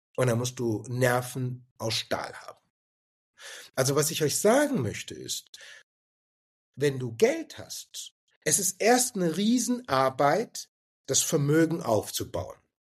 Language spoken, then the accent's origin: German; Stuttgart, Baden-Württemberg, Germany; moved away as an adult; ich komme ursprünglich aus Stuttgart und bin in Stuttgart geboren